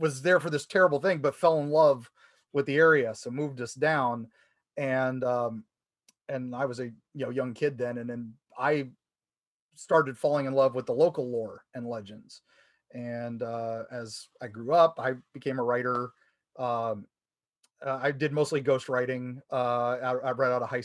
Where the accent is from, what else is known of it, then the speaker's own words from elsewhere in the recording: United States; now in Florida, United States; I grew up in the Ohio, Kentucky, West Virginia area. I was a Beck Hills kid